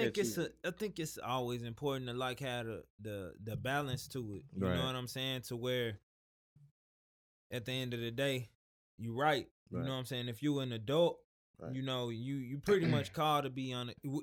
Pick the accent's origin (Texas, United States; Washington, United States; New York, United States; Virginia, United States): Texas, United States; Houston; I'm from Houston, bro. Houston, Texas.